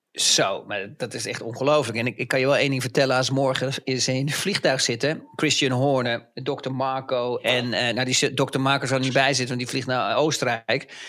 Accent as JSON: {"language": "Dutch", "country": "Netherlands", "said": "als Nederlanders"}